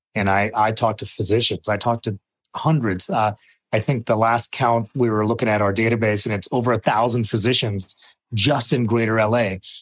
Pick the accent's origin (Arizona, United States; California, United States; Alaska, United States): Arizona, United States; I grew up in Arizona